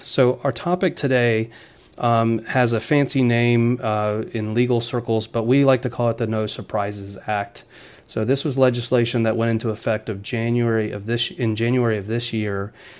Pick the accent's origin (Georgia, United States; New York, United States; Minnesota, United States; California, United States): Georgia, United States; Atlanta; also born or lived in Michigan; I grew up in Atlanta